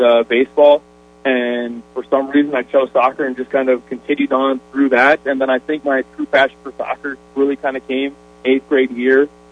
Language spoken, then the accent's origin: English; Sioux Falls, South Dakota, United States; moved away; I grew up, Sioux Falls was there until, you know, graduated from high school.